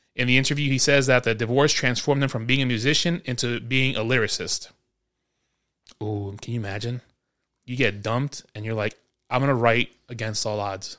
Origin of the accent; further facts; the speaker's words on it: New York, United States; growing up in New York